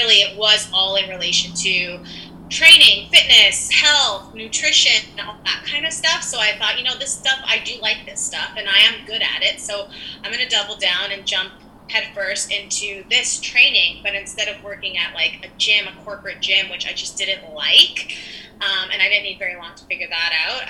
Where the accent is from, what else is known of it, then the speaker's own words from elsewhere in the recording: Winnipeg, Manitoba, Canada; moved away as an adult; also born or lived in El Salvador; now in Vancouver, Canada; I grew up in Winnipeg, Manitoba, and then I actually moved out to the West Coast on my own in 2008 at the ripe old age of 19.